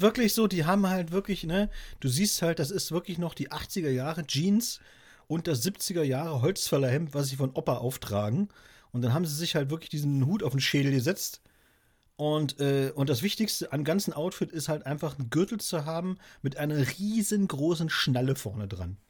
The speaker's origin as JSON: {"language": "German", "town": "Wolgast", "region": "Mecklenburg-Vorpommern", "country": "Germany", "tie": "born or raised there", "said": "Wolgast hier, das ist ja äh, meine Geburtsstadt sozusagen, gleich um die Ecke"}